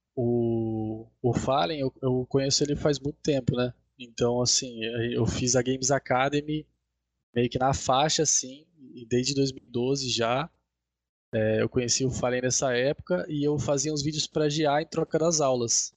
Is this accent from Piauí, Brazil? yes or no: no; Sorocaba, São Paulo, Brazil; eu sou de Sorocaba também